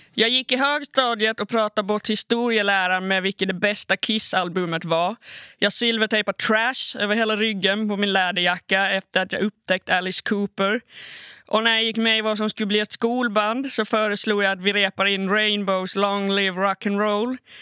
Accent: Åland Islands; also born or lived in Malmö, Sweden; spela i garageband hemma på Åland

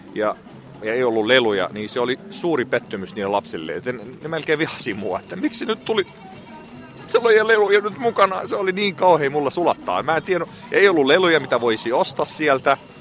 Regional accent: Syria; now in Finland; olen Syyriasta kotoisin. Suomessa ollut vuodesta 1988

